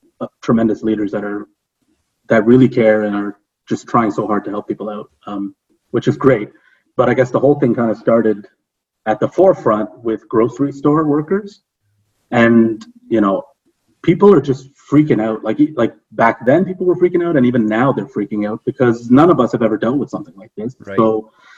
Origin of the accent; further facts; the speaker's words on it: Toronto, Ontario, Canada; moved away; I'm from Ontario, I'm from Toronto